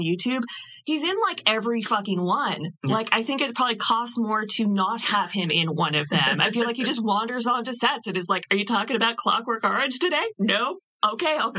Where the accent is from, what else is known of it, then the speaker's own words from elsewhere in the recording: Canada; as a Canadian